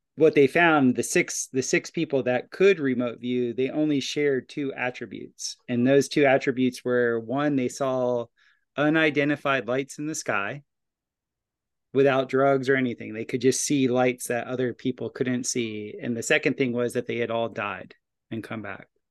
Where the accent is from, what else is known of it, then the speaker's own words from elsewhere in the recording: Florida, United States; I grew up in Florida